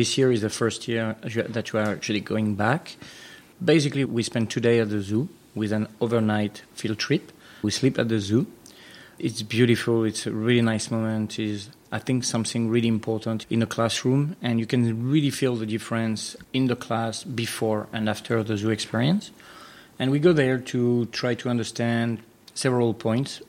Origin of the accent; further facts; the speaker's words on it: France; moved away as an adult; also born or lived in United States / Mexico / Brazil; now in Singapore; I was born in France